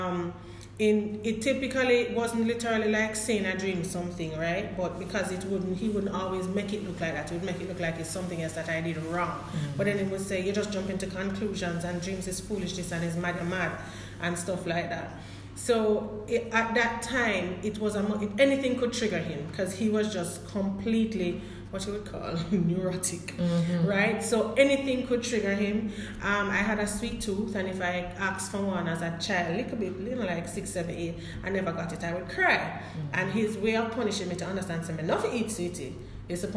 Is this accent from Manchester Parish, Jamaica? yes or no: no; Kingston, Saint Andrew, Jamaica; I'm a potter's daughter, born and raised in Kingston, St. Andrew